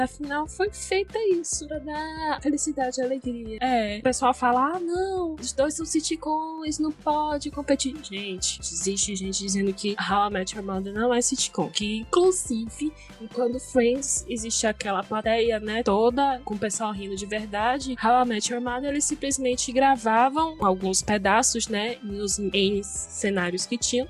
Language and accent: Portuguese; interior of Bahia, Brazil; sou do interior da Bahia, falo da, do interior da Bahia